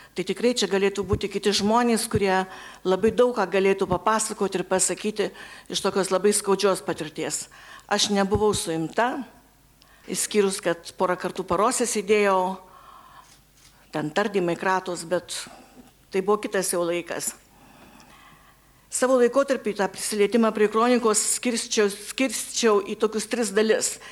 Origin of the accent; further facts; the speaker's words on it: Kybartai, Marijampolė County, Lithuania; Gimiau Kibartuose